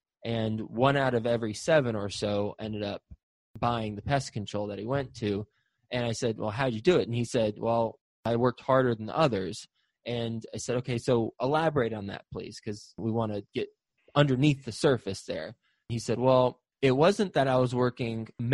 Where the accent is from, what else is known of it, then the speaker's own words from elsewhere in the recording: Texas, United States; also born or lived in Flint, Michigan; I was born in Flint, Michigan, grew up in Texas, but born in Flint, Michigan